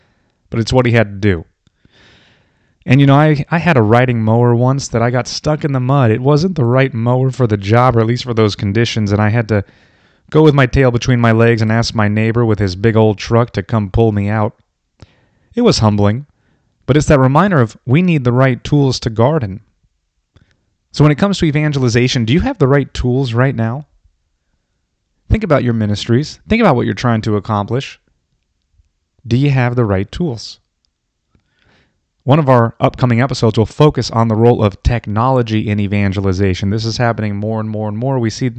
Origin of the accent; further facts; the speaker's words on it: Florida, United States; I grew up in Florida.